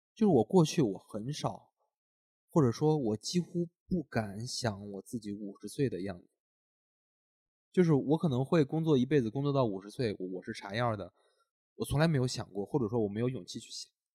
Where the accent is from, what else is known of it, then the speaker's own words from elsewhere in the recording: Henan, China; moved away; 因为咱们都是从河南出来的嘛